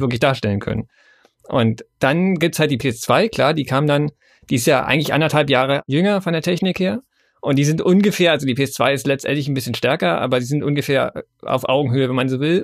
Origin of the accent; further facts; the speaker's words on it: Germany; bei uns in Deutschland